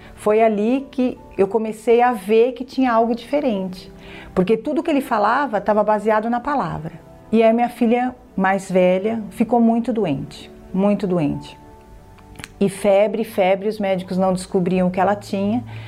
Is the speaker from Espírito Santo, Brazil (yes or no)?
no; São Caetano do Sul, São Paulo, Brazil; tenho 47 anos, sou de São Caetano e sou contadora